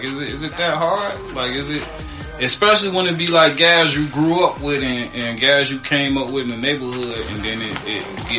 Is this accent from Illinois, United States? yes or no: yes; Chicago, Illinois, United States; East St. Louis is the area that I'm in. I'm from Chicago. We from Chicago.